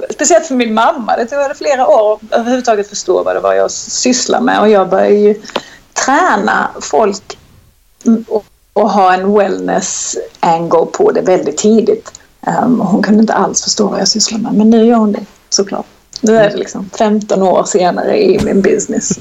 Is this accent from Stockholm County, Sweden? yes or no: no; Kristianstad, Skåne, Sweden; accent: Skånska; moved away; jag är född och uppvuxen i Kristianstad